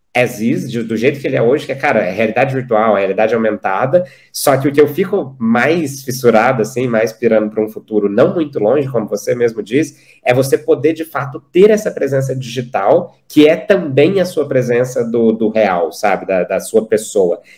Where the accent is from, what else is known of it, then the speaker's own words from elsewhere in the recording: Uberlândia, Minas Gerais, Brazil; eu sou de Uberlândia, Minas Gerais, então sertaneja é parte de mim.